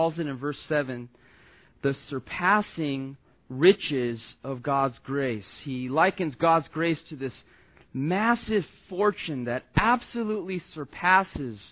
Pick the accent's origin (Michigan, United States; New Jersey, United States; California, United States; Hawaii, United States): California, United States; Southern; growing up in Southern California